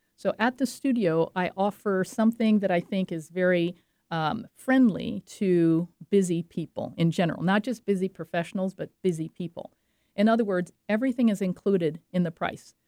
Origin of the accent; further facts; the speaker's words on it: French Riviera, Provence-Alpes-Côte d'Azur, France; moved away; I grew up on the French Riviera, and that's what I know and that's what I paint. I loved it. I had a splendid childhood.